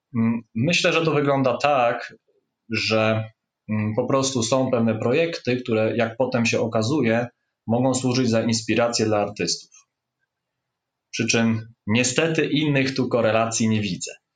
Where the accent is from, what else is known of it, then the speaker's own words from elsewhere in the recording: Bydgoszcz, Kuyavian-Pomeranian Voivodeship, Poland; jestem z Bydgoszczy, tu się urodziłem i z tym miastem od zawsze byłem związany. To znaczy, tu chodziłem do gimnazjum i liceum szóstego